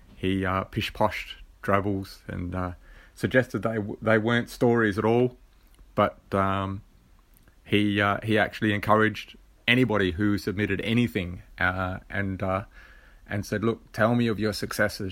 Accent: Australia; being an Aussie

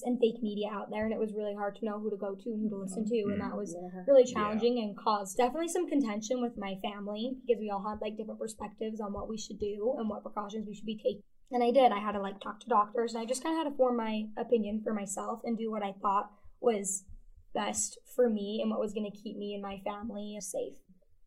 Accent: Salem, Utah, United States; I come from Salem, Utah. It's a small town, originally a farm town

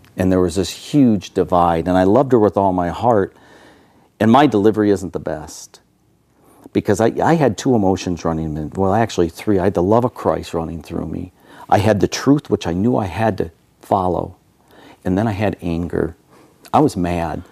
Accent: Michigan, United States; moved away; I was born and raised in Michigan back east

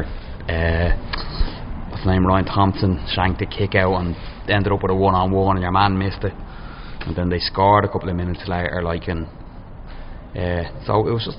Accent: Ireland; No, I'm from Moreno. My dad's from Crumlin.

